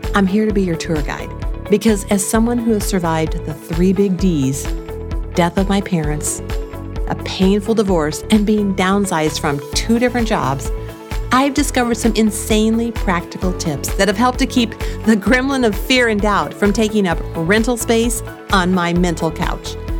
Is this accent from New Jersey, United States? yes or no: no; Springfield, Missouri, United States; moved away; I grew up in Springfield, Missouri, in a loving family